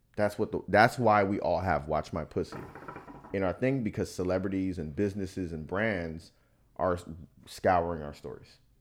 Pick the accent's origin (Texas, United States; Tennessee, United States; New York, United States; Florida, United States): Florida, United States; I was born in Florida winter